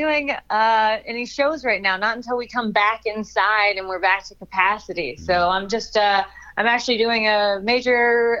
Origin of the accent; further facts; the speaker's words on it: Kansas City, United States; now in Los Angeles, United States; I'm from Kansas City originally